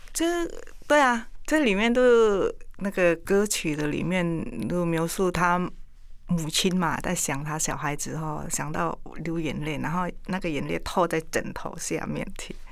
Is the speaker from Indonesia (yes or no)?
yes; Indonesia; Chinese is a second language; moved away as an adult; now in Taiwan; 我们印尼那边吃的东西是比较，口味比较重哦